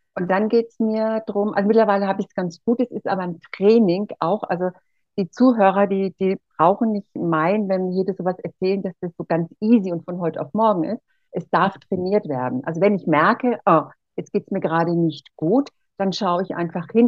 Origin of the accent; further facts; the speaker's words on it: Erlangen, Bavaria, Germany; accent: Franconian; also born or lived in Costa Rica / Mexico; ich komme hier aus dem Frankenland, aus Erlangen und äh, wir haben so einen Dialekt hier